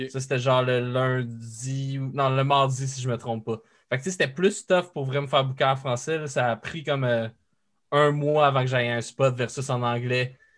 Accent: France; euh, j'avais dit ah ouais je viens de la France

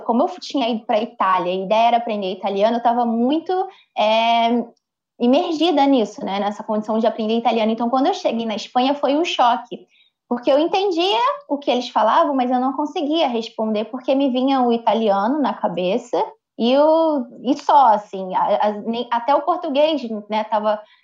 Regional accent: Brazil; Eu, sendo brasileira

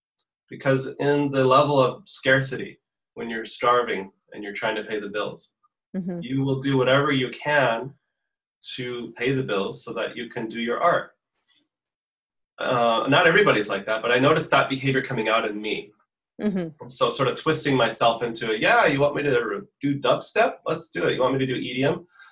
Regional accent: Portugal; also born or lived in United States; So I was born in the States, but I was raised in Portugal.

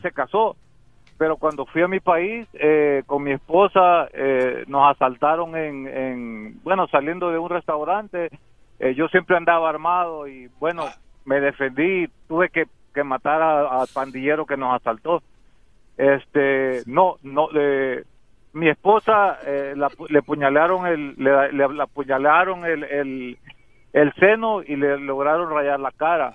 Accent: El Salvador; now in United States; yo soy salvadoreño

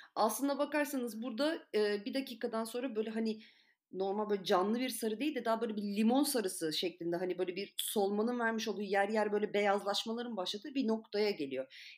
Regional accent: Antalya, Turkey; Ben açıkçası kendi memleketim için konuşacağım. Çok da kendini bozmuyor Antalya.

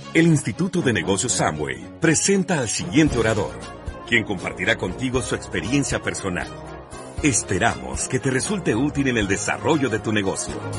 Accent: Cúcuta, Norte de Santander, Colombia; moved away as an adult; also born or lived in Barranquilla / Medellín; Yo soy de Cúcuta, Y me fui a estudiar a Barranquilla, hice el internado en Medellín

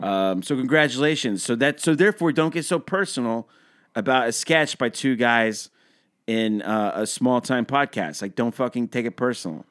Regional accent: Texas, United States; I'm from Texas. We love football.

